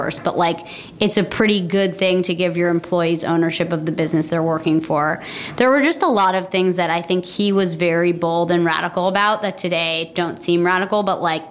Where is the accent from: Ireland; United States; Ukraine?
United States; Vermont; also born or lived in New York City, United States; now in New York, United States; I grew up in Vermont